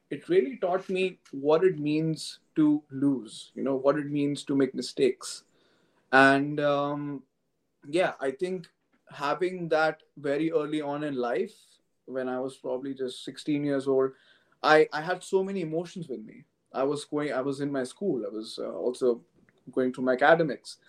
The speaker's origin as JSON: {"language": "English", "town": "New Delhi", "region": "Delhi", "country": "India", "tie": "born or raised there", "moved": "as an adult", "lives_now": "London, United Kingdom", "said": "I come from India, and I was born and brought up in New Delhi, the capital city."}